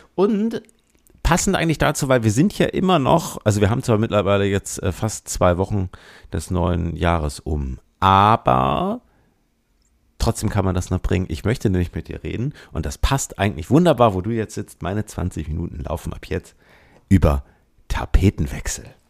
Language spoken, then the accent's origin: German; Bremen, Germany; now in Hamburg, Germany; ich bin in Bremen geboren und bin in Hamburg bislang geblieben